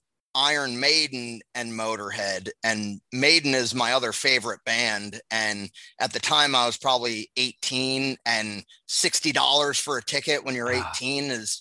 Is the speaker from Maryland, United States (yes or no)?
no; Philadelphia, Pennsylvania, United States; I flew here from Philly just for the show.